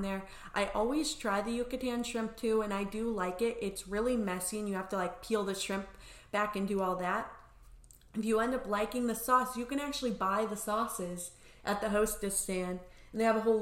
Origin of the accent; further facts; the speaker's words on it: Indiana, United States; moved away; also born or lived in Grenada / Chicago; I'm from Indiana